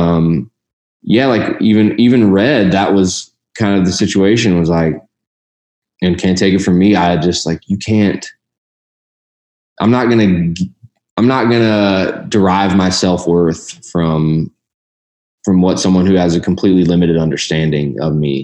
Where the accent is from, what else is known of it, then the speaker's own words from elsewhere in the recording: Louisville, Kentucky, United States; I grew up in Louisville